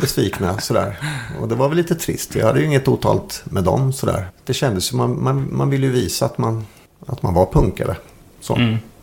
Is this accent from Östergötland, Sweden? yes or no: yes; Malmslätt, Östergötland, Sweden; Jag bodde en knapp mil utanför Linköping, ute på landet.